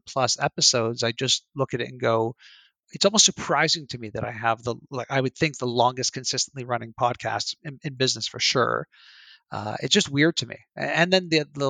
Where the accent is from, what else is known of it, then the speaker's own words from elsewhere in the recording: Canada; I'm Canadian